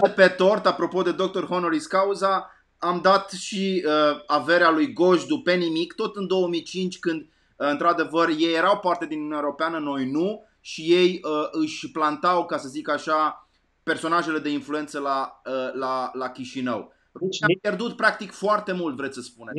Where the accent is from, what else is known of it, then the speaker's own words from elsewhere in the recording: Arad, Arad County, Romania; eu am copilărit la Arad